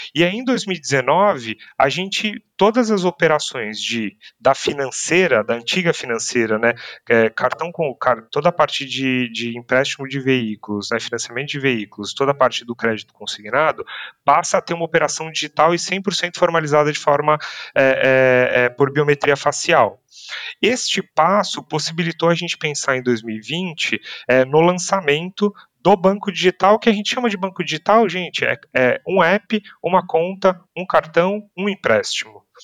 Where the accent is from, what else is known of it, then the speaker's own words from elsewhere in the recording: Brazil; Nossas interações, as nossas como brasileiros, interações nesta região são muito positivas